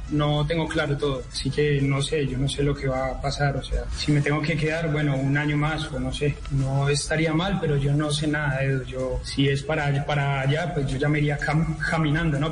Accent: Colombia; moved away; en Colombia tenemos mucho talento

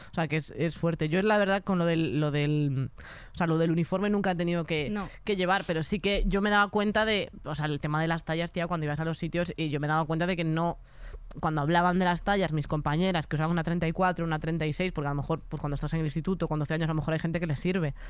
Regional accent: a town next to A Coruña, Galicia, Spain; yo iba a un pueblo de al lado

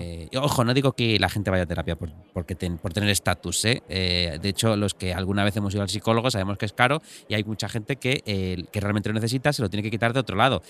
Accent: Galicia, Spain; yo como gallego

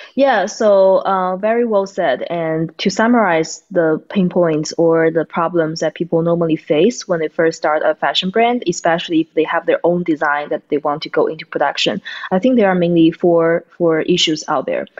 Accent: China; moved away as an adult; now in United States; Tatiana and I, we are from China, and uh, we are college friends. So we came to the U.S.

